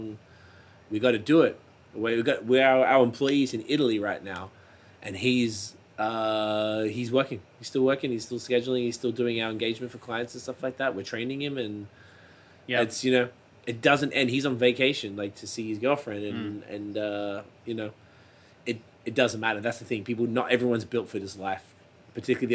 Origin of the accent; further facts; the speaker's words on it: Australia; now in Ontario, Canada; my whole life in Australia